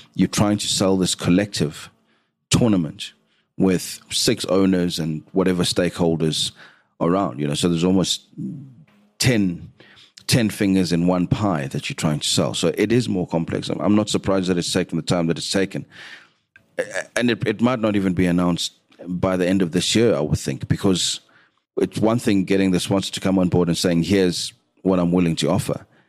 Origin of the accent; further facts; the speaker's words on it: South Africa; as a South African